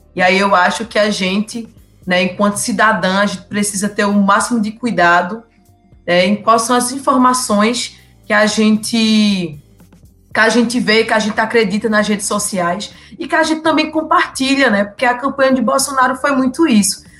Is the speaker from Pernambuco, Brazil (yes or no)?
yes; Surubim, Pernambuco, Brazil; sou de Surubim, interior né, do estado de Pernambuco